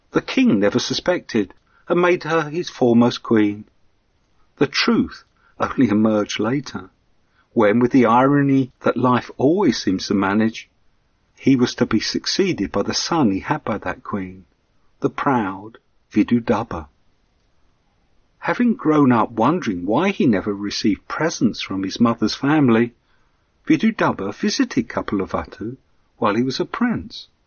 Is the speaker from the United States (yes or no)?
no; England, United Kingdom